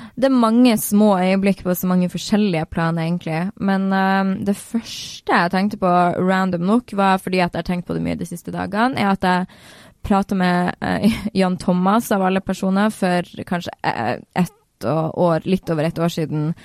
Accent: Northern Norway, Norway; now in Oslo, Norway; Jeg er veldig nordlending, jeg er veldig der jeg er fra.

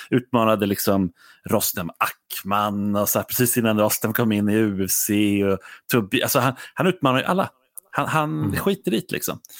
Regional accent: Sweden; som svensk åskådare

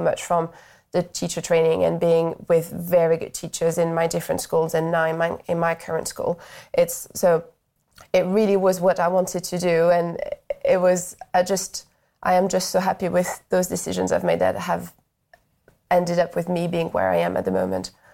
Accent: France; moved away as an adult; now in United Kingdom; so I'm from France originally

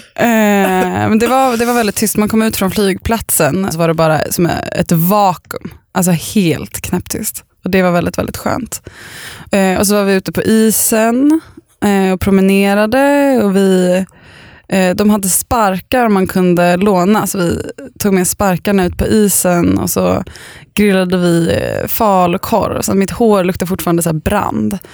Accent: Östervåla, Uppsala County, Sweden; moved away; jag åkte ambulans från där jag bodde när jag var liten i Östervåla

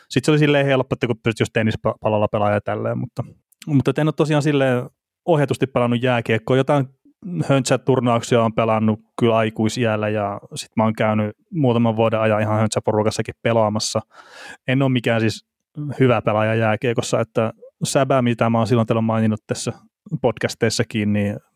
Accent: Varkaus, North Savo, Finland; moved away; mistä mä itse kotoisin tuolta Varkaudesta alun perin, niin siellä me pelattiin junnuna enemmän kaukalopalloa.

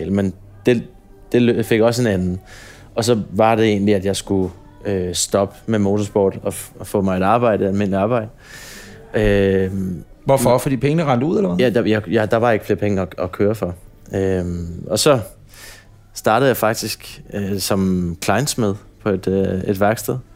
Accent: Roskilde, Zealand, Denmark; born there; i Roskilde. Æblehaven.

